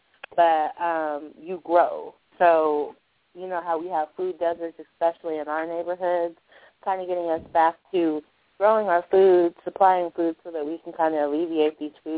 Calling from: Colorado, United States; I'm calling from Colorado.

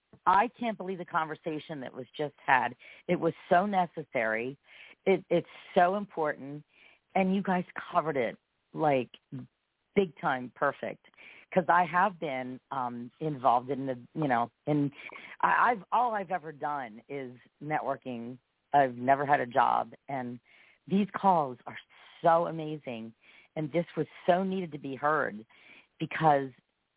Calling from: Pennsylvania, United States; I am from Pennsylvania.

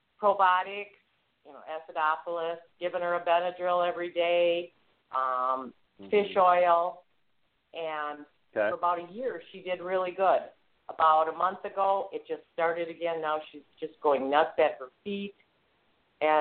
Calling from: Wisconsin, United States

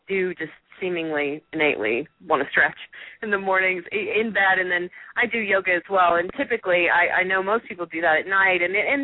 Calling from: Texas, United States; certainly we are speaking from Texas, and I'm speaking from West Texas, and boy, does it get hot here. It's like the desert.

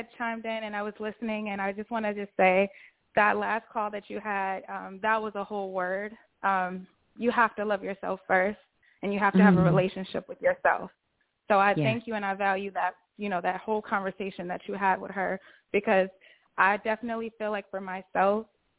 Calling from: Chicago, Illinois, United States; I am calling from Chicago, but I'm moving to Texas very, very soon.

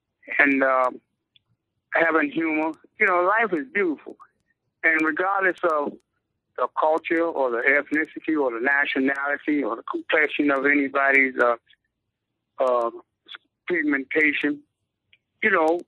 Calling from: Detroit, Michigan, United States; I'm calling from Detroit.

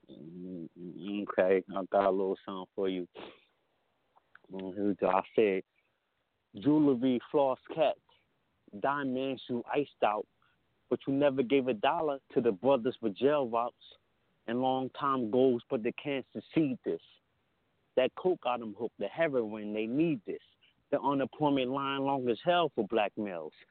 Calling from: Camden, New Jersey, United States; I'm calling from Camden, New Jersey

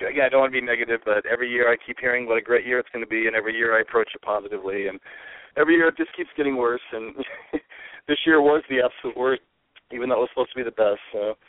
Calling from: California, United States

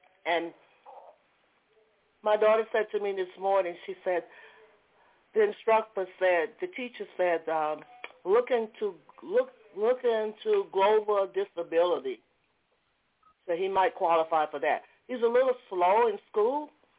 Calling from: Georgia, United States; I'm calling from Georgia.

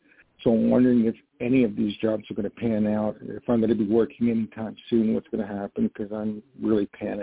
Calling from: New York, United States; calling from New York.

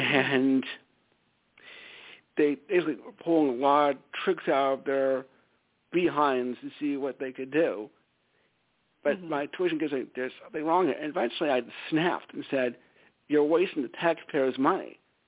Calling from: Stamford, Connecticut, United States; from Stamford, Connecticut.

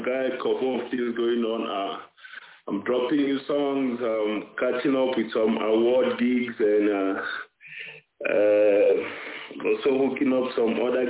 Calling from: South Africa; I'm calling from Africa, South Africa.

